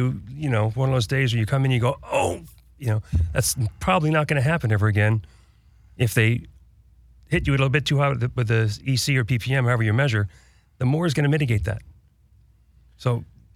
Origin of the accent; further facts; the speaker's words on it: New York City, New York, United States; I grew up in New York City.